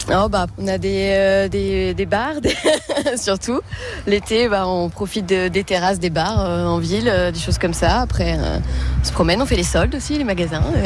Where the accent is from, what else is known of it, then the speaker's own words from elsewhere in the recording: Saint-Quentin, Hauts-de-France, France; je viens de Saint-Quentin. Euh, bah, depuis que je suis née, je suis originaire de Saint-Quentin